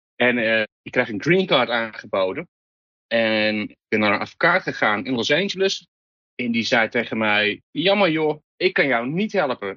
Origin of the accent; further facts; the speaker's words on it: Netherlands; moved away as an adult; also born or lived in England; now in New York, United States; Ik ben Nederlander